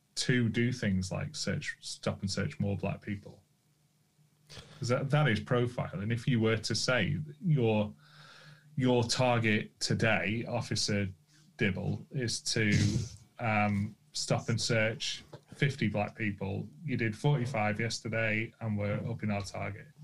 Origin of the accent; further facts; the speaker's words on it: United Kingdom; I'm British